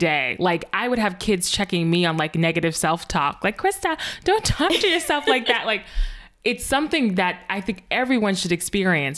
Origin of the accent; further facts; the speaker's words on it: the North, United States; moved away as an adult; also born or lived in Virginia; now in Massachusetts, United States; I'm from the North